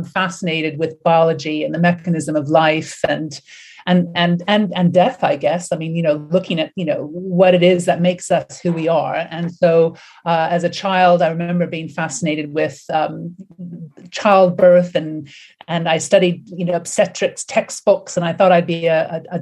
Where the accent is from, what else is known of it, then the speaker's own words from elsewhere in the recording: Canada; also born or lived in United States; now in United Kingdom; I live and work in the UK. Obviously, I was born in Canada and did a lot of my studies in the States